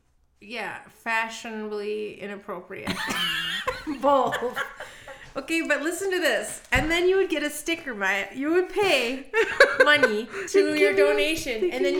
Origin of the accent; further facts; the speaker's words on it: California, United States; born there; I was born in California.